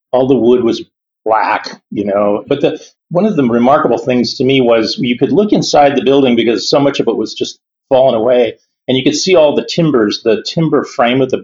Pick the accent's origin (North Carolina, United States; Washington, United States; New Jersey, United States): Washington, United States; Yakima; now in Seattle, United States; I grew up in Yakima